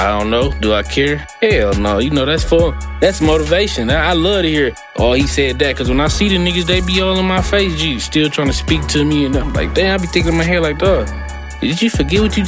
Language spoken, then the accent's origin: English; Milwaukee, Wisconsin, United States; I'm from Milwaukee, Wisconsin